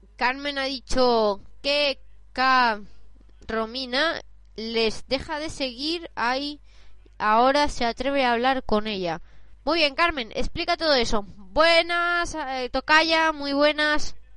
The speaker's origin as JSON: {"language": "Spanish", "town": "Barcelona", "region": "Catalonia", "country": "Spain", "said": "yo soy de Barcelona"}